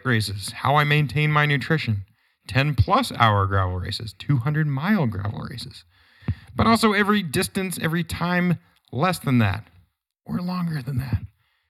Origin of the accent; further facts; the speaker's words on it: New Hampshire, United States; my hometown in New Hampshire